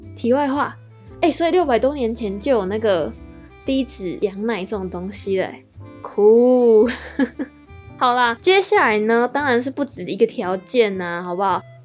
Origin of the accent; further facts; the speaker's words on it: Taiwan; 我们台湾人